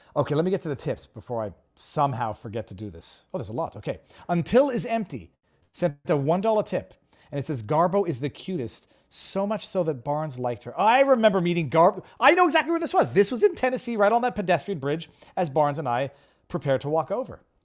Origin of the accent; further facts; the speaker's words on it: Canada; I'm a Canadian